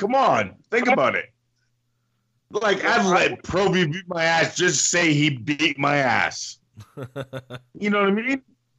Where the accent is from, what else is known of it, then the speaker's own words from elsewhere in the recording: Windsor, Ontario, Canada; my hometown, Windsor, Ontario.